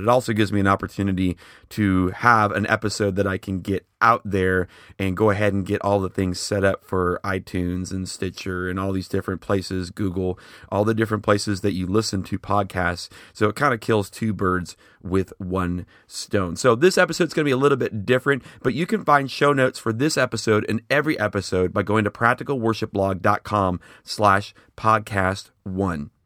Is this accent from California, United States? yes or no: no; Schaumburg, Illinois, United States; now in Oklahoma City, United States; I'm originally from the Chicago area, specifically Schaumburg.